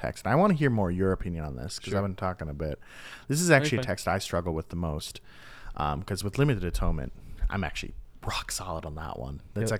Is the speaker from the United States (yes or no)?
yes; Minnesota, United States; I'm a Vikings fan because I'm from Minnesota and I don't even watch football.